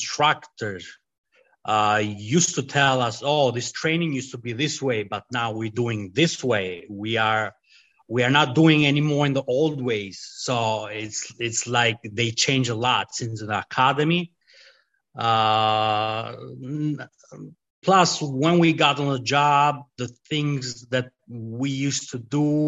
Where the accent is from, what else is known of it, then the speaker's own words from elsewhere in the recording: Albania; English is a second language; moved away as an adult; also born or lived in Italy; now in United States; I grew up in Albania, and I spent a couple of years in Italy